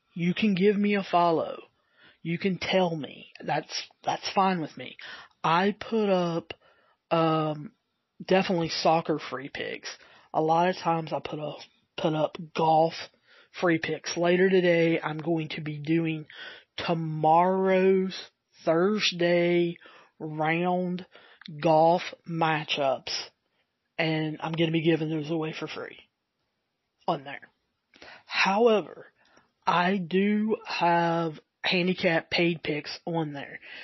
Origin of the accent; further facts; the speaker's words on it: the South, United States; accent: southern; I do have my southern accent, and sometimes it's harder harder to understand